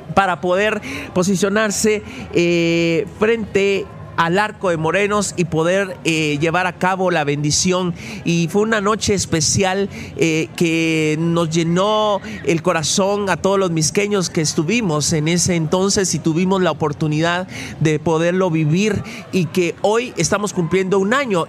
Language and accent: Spanish; Mixco, Guatemala Department, Guatemala; siempre me siento orgulloso de este lugar donde Dios me ha dado la oportunidad de poder vivir de poder nacer y de poder crecer